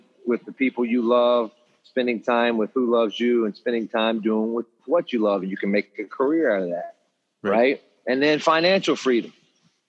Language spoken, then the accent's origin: English; Hampton, Virginia, United States; where I grew up. I grew up in Hampton